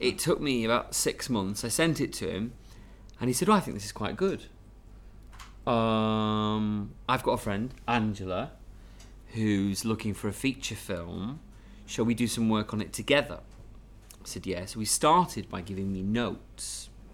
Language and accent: English; Manchester, North West England, United Kingdom; I'm from Manchester, there's a kind of northern